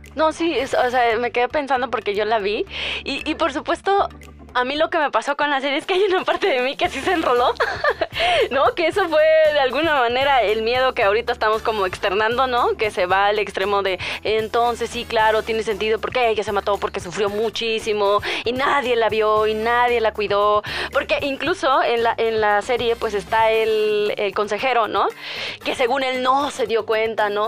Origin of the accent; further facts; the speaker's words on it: Hidalgo, Mexico; en mi pueblo, en Hidalgo